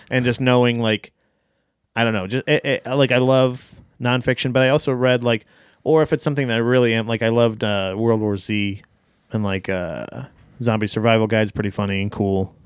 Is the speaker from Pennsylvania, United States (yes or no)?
no; Florida, United States; I am from Florida